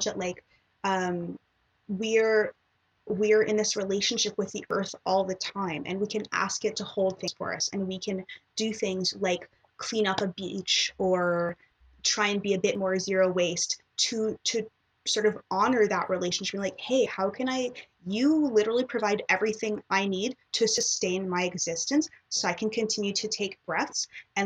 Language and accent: English; Toronto, Ontario, Canada; I was born and raised in Toronto